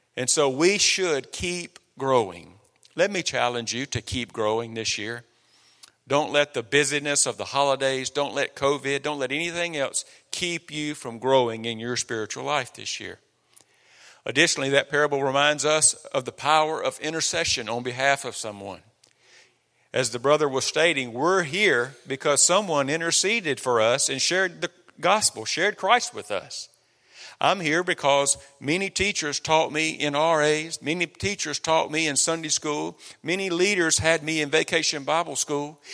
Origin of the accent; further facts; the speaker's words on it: Copiah County, Mississippi, United States; moved away; we come from Kapai County, Mississippi. We're homegrown